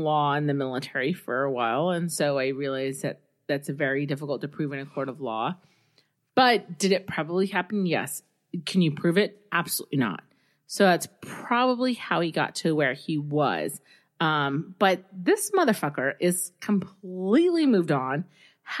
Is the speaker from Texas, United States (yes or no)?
yes; South Texas, United States; moved away; also born or lived in Southern California; I grew up in the South. So, South Texas